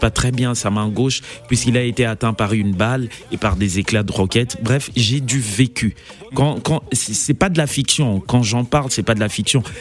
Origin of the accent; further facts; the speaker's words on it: Kisangani, Tshopo, DR Congo; Donc, quand il m'arrive de parler, moi, je suis natif de Kisangani, vous pouvez taper sur Google la guerre de un jour